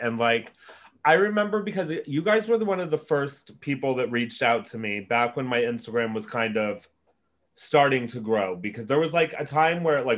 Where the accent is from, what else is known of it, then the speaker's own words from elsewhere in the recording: Prescott, Arizona, United States; also born or lived in Mesa, Arizona; I'm from Prescott